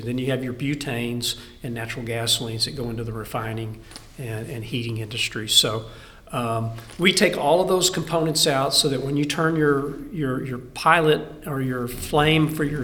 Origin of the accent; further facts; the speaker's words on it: Texas, United States; also born or lived in Colorado / Louisiana; I'm born Texan. I'll always be a Texan.